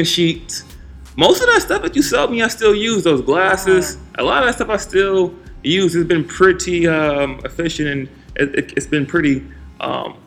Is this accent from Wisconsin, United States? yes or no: yes; Milwaukee, Wisconsin, United States; now in Washington, D.C., United States; Born and raised in Milwaukee.